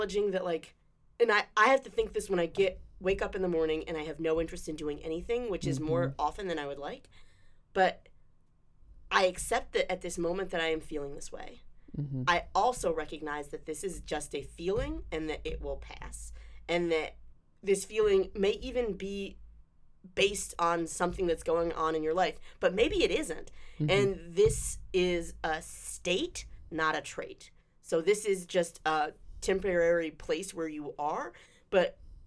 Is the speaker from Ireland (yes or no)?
no; Charlotte, North Carolina, United States; also born or lived in Durham, North Carolina; I grew up in Charlotte.